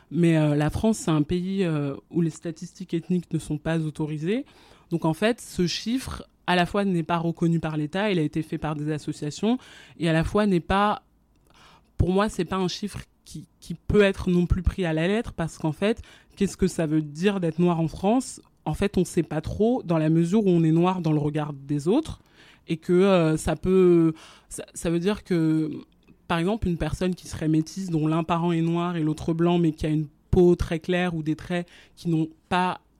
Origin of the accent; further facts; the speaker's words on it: Abidjan, Côte d’Ivoire; born there; mais par exemple moi je suis née française mais je suis née euh, à Abidjan là où mes parents n'ont jamais habité ni séjourné